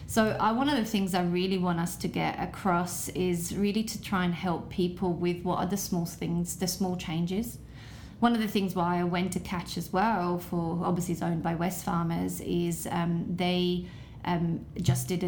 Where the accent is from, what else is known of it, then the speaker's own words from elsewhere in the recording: Italy; but I grew up in Italy